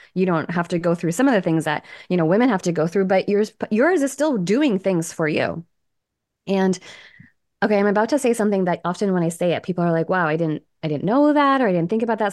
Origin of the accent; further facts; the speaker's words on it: Canada; also born or lived in Toronto; I'm from Canada. I live in Toronto with my husband and my eight-year-old.